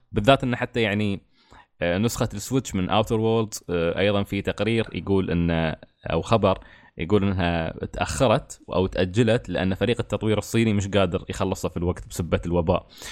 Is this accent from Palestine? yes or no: no; United Arab Emirates; عندنا في الإمارات